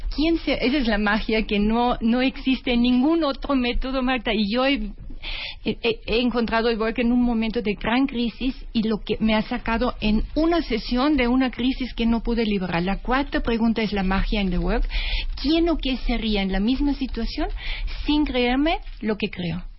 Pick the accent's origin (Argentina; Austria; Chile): Austria; Spanish is a second language; moved away; perdón mi acento porque soy de origen austriaca